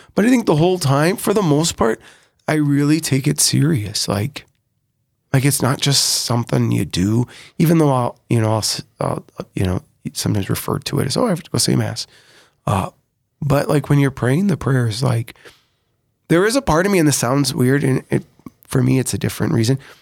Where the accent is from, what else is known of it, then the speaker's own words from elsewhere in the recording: Sioux Falls, South Dakota, United States; also born or lived in Rome, Italy; I was born in Sioux Falls, yeah. but we didn't quite live in Sioux Falls when I was born. Um, grew up right here in this neighborhood of the cathedral